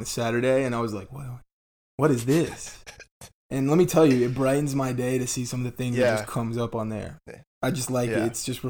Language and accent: English; the South, United States; We're kind of from the South, so a lot of us have dabbled in the dip.